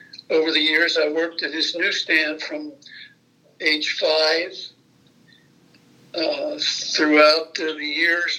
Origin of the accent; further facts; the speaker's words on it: Camden, New Jersey, United States; now in Indianapolis, United States; I was born in 1934 in Camden, New Jersey